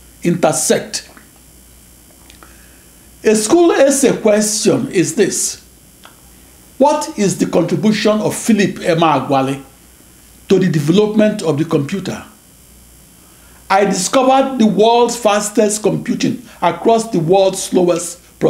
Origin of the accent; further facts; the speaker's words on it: Nigeria; moved away as an adult; now in United States; I'm a Nigerian-born computer scientist who came of age in the USA of the 1970s and 80s